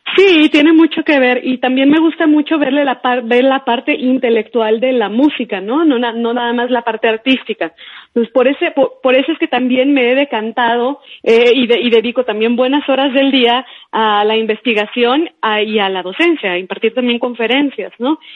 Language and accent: Spanish; Sonora, Mexico; moved away as an adult; now in Mexico City, Mexico; que es de donde yo soy originaria